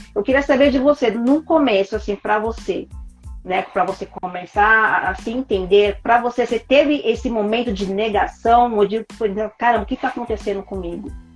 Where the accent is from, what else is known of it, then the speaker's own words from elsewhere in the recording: Brazil; a gente é brasileiro